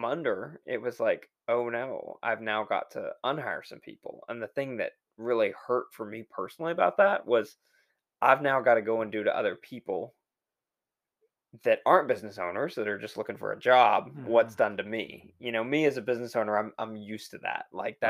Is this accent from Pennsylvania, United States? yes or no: no; Texas, United States; Fortunately, I grew up in Texas. So I'm used to that.